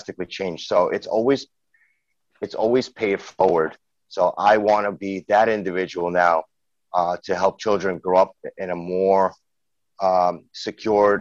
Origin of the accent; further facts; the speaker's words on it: New York City, New York, United States; also born or lived in St. Petersburg, Russia; that's how we grew up in Brooklyn, New York. I'm from Brooklyn.